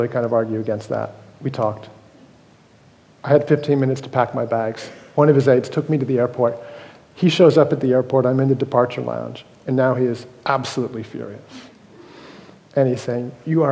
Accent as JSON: {"language": "English", "country": "United States", "said": "I'm an American"}